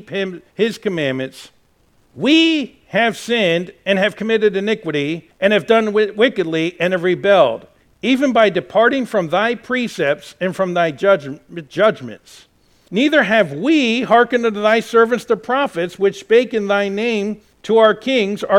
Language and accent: English; United States; I am an American